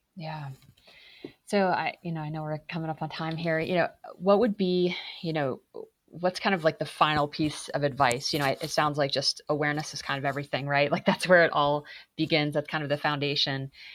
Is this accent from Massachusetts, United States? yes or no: yes; Massachusetts, United States; I'm from Massachusetts. I grew up in New England